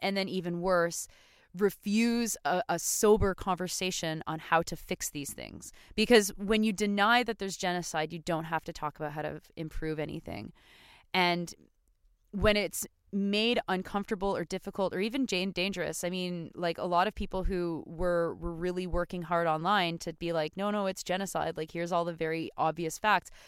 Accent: Canada; we as Canadian citizens

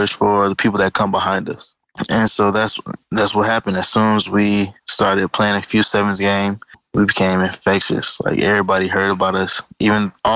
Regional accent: Atlanta, Georgia, United States; also born or lived in Miami, Florida; I was born in Miami, Florida, but raised in Atlanta, Georgia.

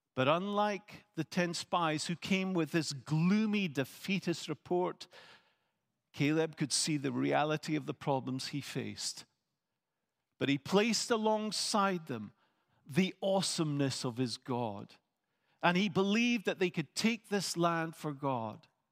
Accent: Scotland, United Kingdom; I am a Scot

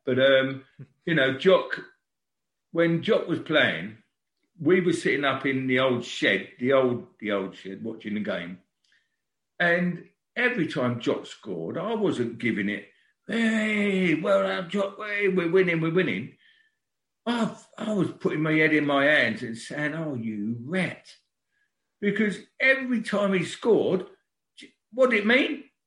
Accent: London, United Kingdom; born in Brixton. Our family sort of grew up in Brixton, and I lived in a little cul-de-sac at number three St Lawrence Road

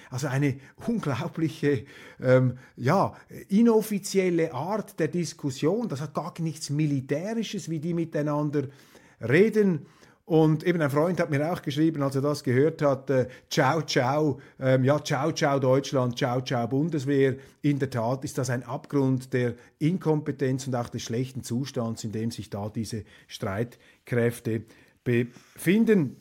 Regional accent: Switzerland; als Schweizer

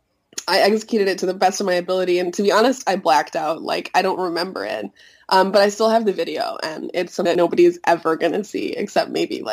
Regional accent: Chicago, Illinois, United States; moved away as an adult; also born or lived in Montreal, Canada; I grew up here in Chicago, and when I was 18, I moved to Canada for college

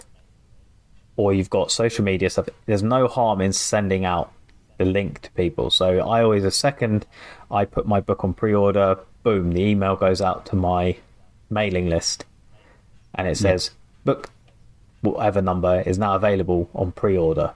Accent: England, United Kingdom; obviously I'm English

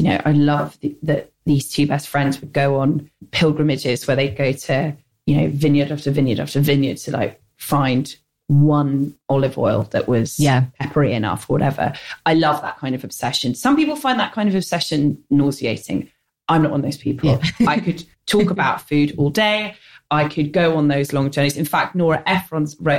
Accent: London, United Kingdom; I grew up in the North London suburbs, which was like, I was the only non-Jewish person in Stanmore

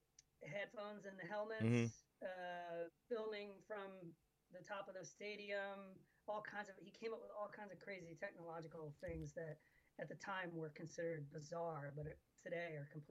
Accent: Atlanta, Georgia, United States; I grew up in Atlanta, we had the Atlanta Flames.

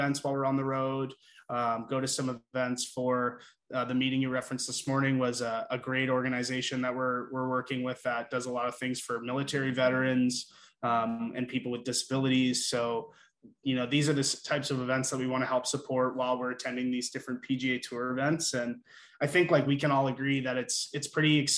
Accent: Burlington, Ontario, Canada; now in Toronto, Canada; we're all from Burlington, and Jens and I went to high school together

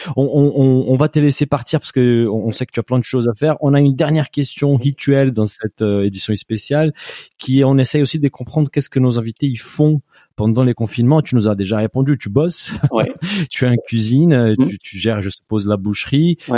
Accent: Brazil; French is a second language; moved away; je viens du Brésil

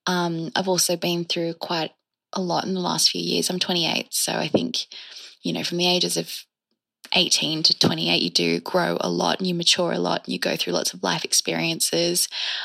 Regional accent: Australia

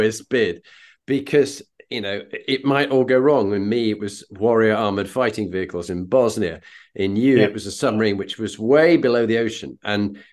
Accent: United Kingdom; as a Brit

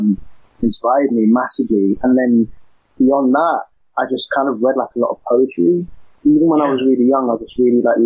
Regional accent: London, United Kingdom; accent: East London; I'm an East London boy. So I grew up in the East End

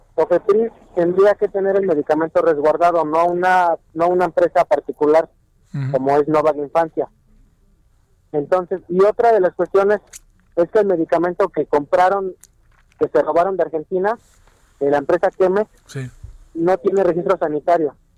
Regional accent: Mexico; nosotros tenemos como mexicanos

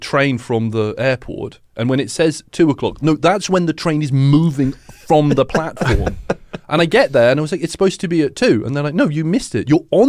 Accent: England, United Kingdom; And I'm like, "Yeah, I come from England."

